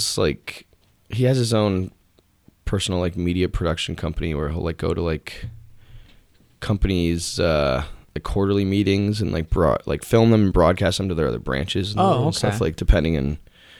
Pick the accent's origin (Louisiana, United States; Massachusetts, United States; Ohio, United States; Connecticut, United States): Connecticut, United States; Newtown; moved away as an adult; Yep, yeah. Newtown. I've lived there till I was 18.